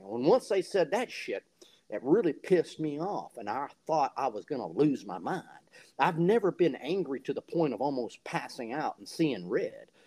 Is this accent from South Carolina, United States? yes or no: yes; Fingerville, South Carolina, United States; I'm from a small town called Fingerville, South Carolina